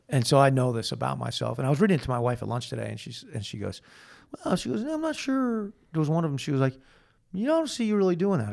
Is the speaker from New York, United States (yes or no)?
yes; Manhasset, New York, United States; I was born in Manhasset, New York on November nineteenth, nineteen sixty-three